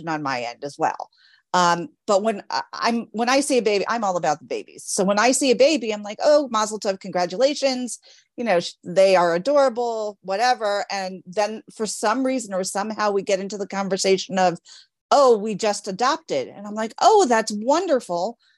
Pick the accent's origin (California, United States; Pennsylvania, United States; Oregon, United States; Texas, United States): Pennsylvania, United States; near Scranton, a very small town in; moved away as an adult; also born or lived in Florida; I am a Jewish birth mom from a very small town in Pennsylvania